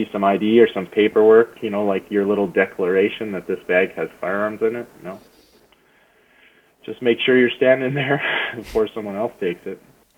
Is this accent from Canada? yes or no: yes; Canada; told them I was from Canada.